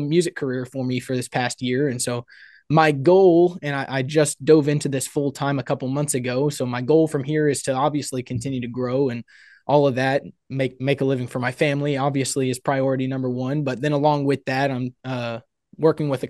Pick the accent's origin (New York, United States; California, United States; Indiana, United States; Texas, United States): Texas, United States; Houston; So I come from the Houston, Texas area. Come from a big family.